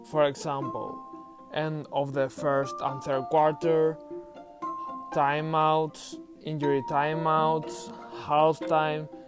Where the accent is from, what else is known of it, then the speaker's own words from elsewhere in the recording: Valencia, Valencian Community, Spain; English is a second language; I'm from Spain, from a warm city on the Mediterranean coast called Valencia.